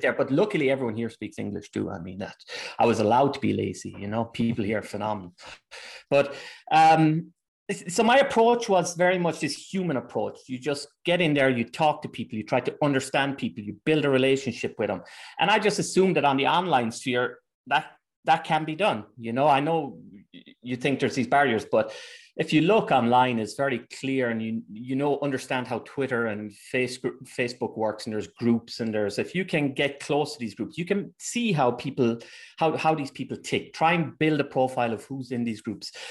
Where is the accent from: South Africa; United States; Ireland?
Ireland; moved away as an adult; also born or lived in England; now in Germany; I'm Irish